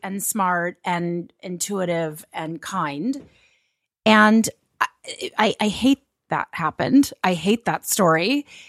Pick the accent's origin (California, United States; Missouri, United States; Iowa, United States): California, United States; Los Angeles; I'm from Los Angeles